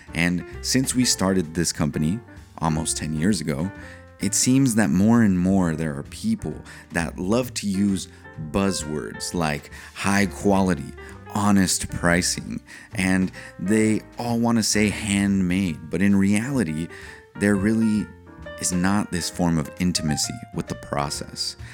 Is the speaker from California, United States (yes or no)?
yes; San Diego, California, United States; I'm an American. I was born in San Diego, California